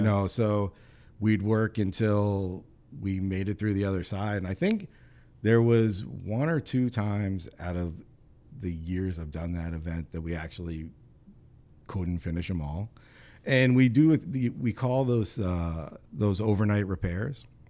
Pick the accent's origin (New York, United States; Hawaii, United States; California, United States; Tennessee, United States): New York, United States; moved away as an adult; now in Rhode Island, United States; I grew up in New York and transplanted from New York